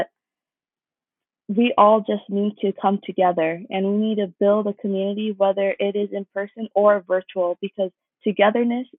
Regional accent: Buena Park, California, United States; now in Los Angeles, United States; I grew up in Buena Park, California. Currently, I reside in downtown Los Angeles

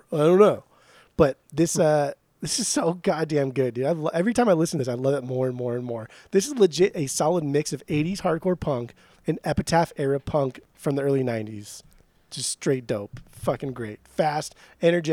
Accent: Orange County, Southern California, United States; we grew up in the California beach

